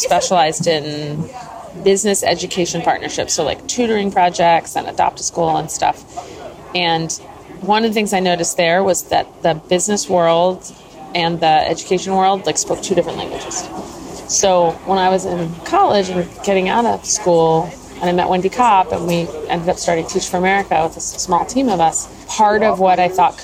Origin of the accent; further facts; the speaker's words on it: New Jersey, United States; also born or lived in New York City; I grew up in New Jersey, where they moved, and went to school in New York City